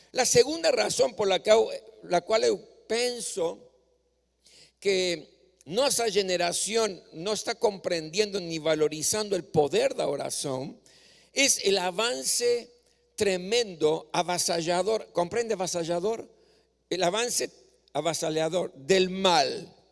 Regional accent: Córdoba, Argentina; moved away; moraba en la ciudad de Córdoba, donde yo nací, yo gustaba cuando, cuando era joven o adolescente, cuando tenía oportunidad, iba para el templo

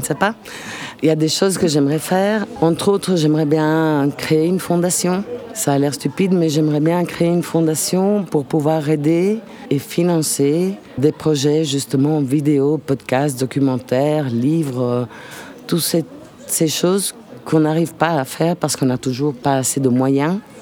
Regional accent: Italy; French is a second language; now in Lucca, Italy; Je suis italienne

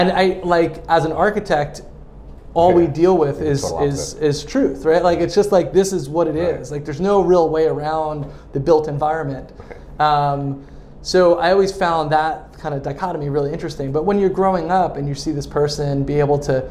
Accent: Huntington, New York, United States; We grew up in Long Island in Huntington. We spent majority of our time there

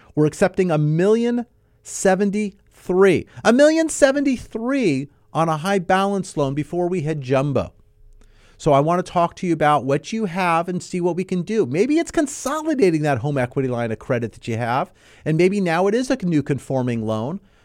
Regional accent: Southern California, United States; I was born and raised here in Southern California

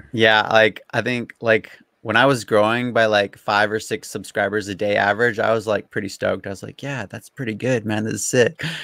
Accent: Abbotsford, British Columbia, Canada; I've grown up here all my life. So like the town I'm in is called Abbotsford. It's like mm-hmm. an hour out of Vancouver

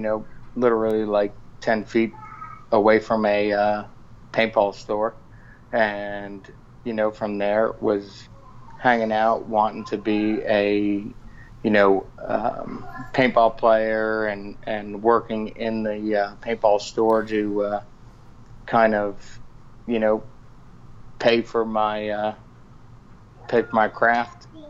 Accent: West Islip, New York, United States; growing up out of the uh, streets of Long Island, uh, West Islip

